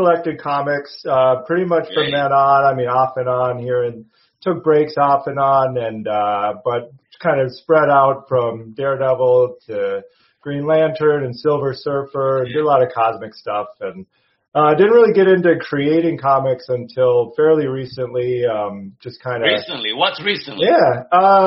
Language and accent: English; suburbs of the Twin Cities, Minnesota, United States; I grew up in the suburbs of the Twin Cities up in Minnesota